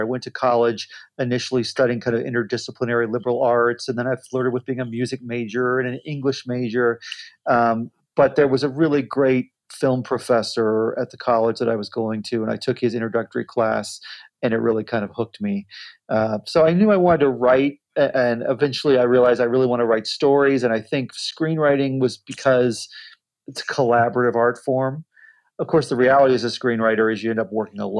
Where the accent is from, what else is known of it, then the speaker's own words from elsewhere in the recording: Ohio, United States; moved away as an adult; I grew up in Ohio in the Midwest